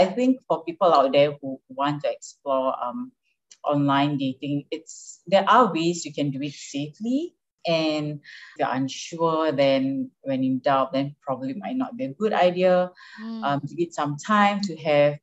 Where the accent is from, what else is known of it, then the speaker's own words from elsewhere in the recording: Singapore; moved away as an adult; now in United States; I'm Singaporean. Yeah. And I moved to U.S. last February with Mike.